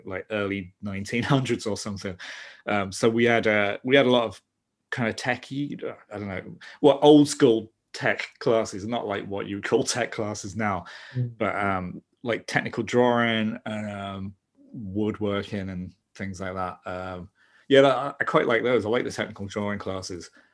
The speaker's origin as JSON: {"language": "English", "region": "London", "country": "United Kingdom", "said": "I'm from South London. That's where that's where I am now"}